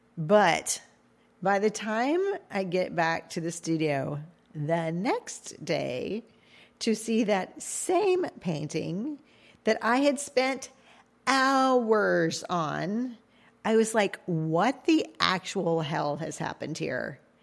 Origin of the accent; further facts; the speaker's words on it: Cajun, Louisiana, United States; I'm Cajun